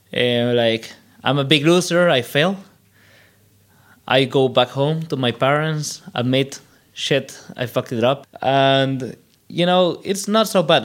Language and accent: English; El Salvador; moved away as an adult; now in Germany; a good thing about growing up in El Salvador is that I lived like almost the whole history of the internet compact in less years, right? Because I I, I lived through the '90s in El Salvador